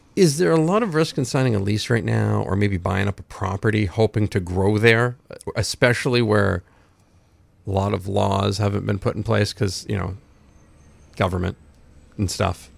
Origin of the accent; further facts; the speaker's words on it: Rumford, Maine, United States; I was born in Rumford.